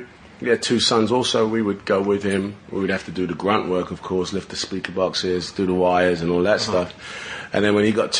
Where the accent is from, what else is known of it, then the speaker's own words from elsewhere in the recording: London, United Kingdom; also born or lived in Canning Town; I started off in Hackney. I went to, you know, my primary school was in Haggerston, Laburnum. And then from there, when I was about 10 years old, my family moved to Canning Town